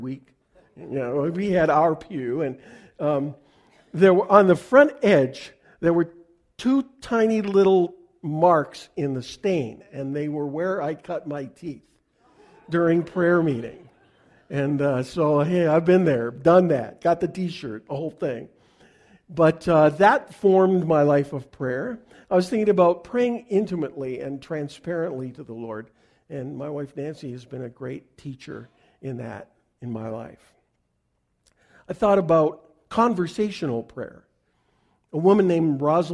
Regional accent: Canada; I'm a Canadian

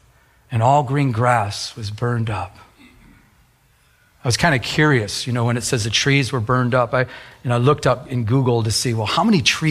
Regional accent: Michigan, United States; I was raised in Michigan.

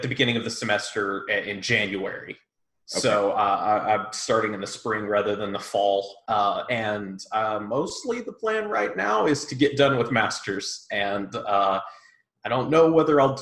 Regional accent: Huntsville, Amarillo, Texas, United States; moved away as an adult; also born or lived in Longview, Texas; now in Tulsa, United States; I grew up in Huntsville, Texas, not the Alabama one. I grew up in Amarillo, moved to there before

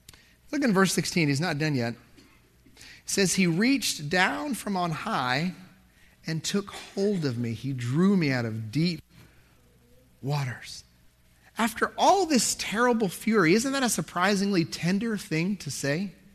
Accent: Dallas, Texas, United States; also born or lived in Lubbock; But I grew up in Dallas and lived in Lubbock. I was used to open spaces, right?

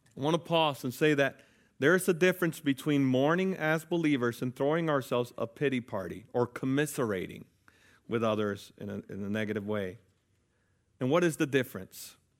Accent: United States; as American citizens

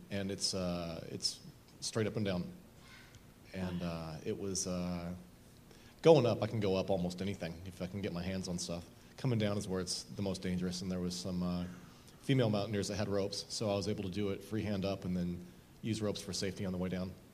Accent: Southern Oregon, United States; I grew up in Southern Oregon

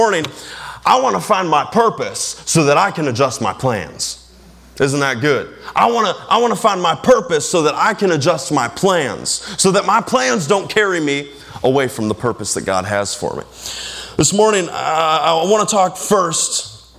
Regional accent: United States; as an American

